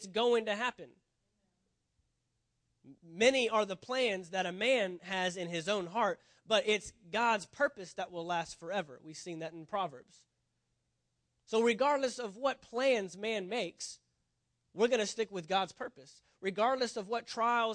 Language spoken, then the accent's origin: English; Texas, United States; moved away; if you're from Texas, you're born there, you're always a Texan